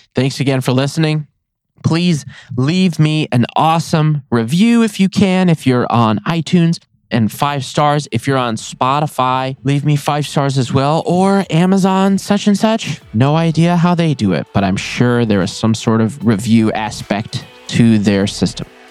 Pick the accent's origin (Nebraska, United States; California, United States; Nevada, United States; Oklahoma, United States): Nevada, United States; I love my home state. I will be in Nevada in as long as I possibly can